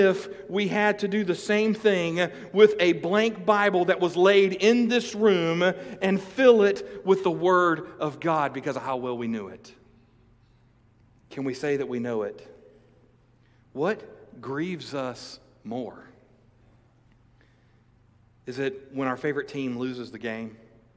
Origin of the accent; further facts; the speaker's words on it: United States; as American evangelicals, as Christians in the United States